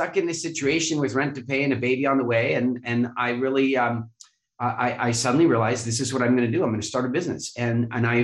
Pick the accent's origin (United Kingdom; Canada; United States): Canada; I grew up in Canada